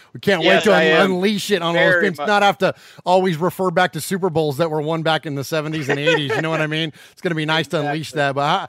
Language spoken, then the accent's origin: English; Bay Area, California, United States; also born or lived in Middle Tennessee; now in Tennessee, United States; I'm originally from the Bay Area, but now I live in Middle Tennessee.